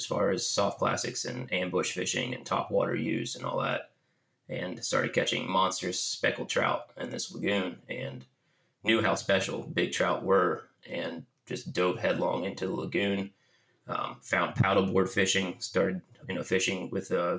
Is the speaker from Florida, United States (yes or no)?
yes; Jacksonville Beach, Florida, United States; I grew up in Jacksonville Beach around the intracoastal waterways and the swamps and marshes and the beaches